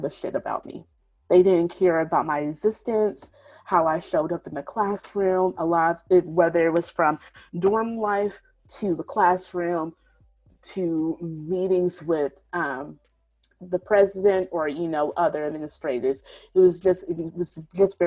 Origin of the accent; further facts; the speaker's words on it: Shreveport, Louisiana, United States; I grew up in the South, here in Shreveport, Louisiana